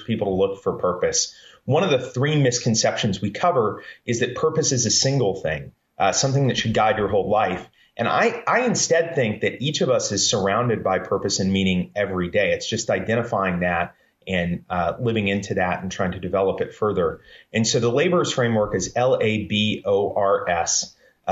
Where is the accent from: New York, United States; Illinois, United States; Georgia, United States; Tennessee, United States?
Georgia, United States; Columbus; also born or lived in Central Florida; I grew up in Columbus, Georgia. For the most part, I was born in Florida and Georgia